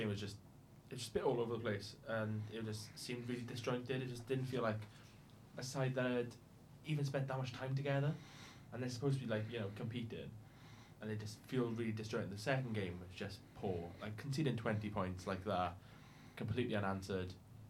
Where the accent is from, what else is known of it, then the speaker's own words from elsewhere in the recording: Pontypridd, Wales, United Kingdom; Like, I'm from Ponty in South Wales.